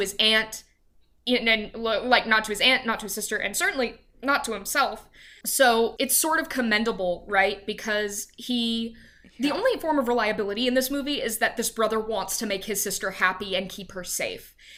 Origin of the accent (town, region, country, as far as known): Louisiana, United States; born or raised there; now in Dallas, United States